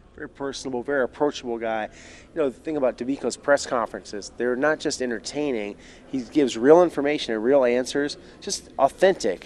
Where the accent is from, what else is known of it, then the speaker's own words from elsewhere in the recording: Houston, Texas, United States; I'm from Houston